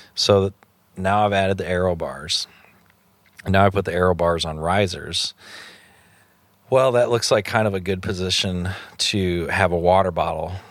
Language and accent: English; Illinois, United States; I am from Illinois